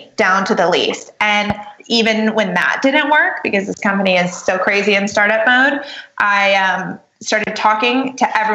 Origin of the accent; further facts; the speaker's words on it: New York, United States; I'm a New Yorker. You know, we're really as busy as we think we are.